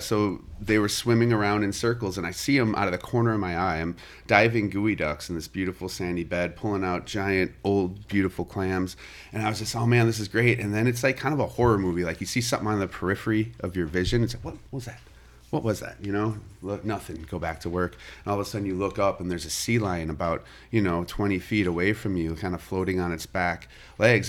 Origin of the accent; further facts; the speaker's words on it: Kankakee, Illinois, United States; also born or lived in Chicago; I was born in Chicago, and it was you know, I lived there for the first eight years of my life. Um, uh, we moved down to Kankakee. After that, I lived with my dad, um, through high school